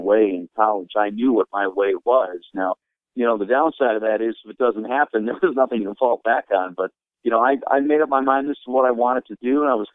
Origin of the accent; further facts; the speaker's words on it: Sterling Heights, Michigan, United States; also born or lived in Detroit, United States / Anaheim, United States; I grew up in Detroit, and actually was born in Detroit, but my family moved to Sterling Heights when I was in sixth grade, so I basically grew up in the Sterling Heights area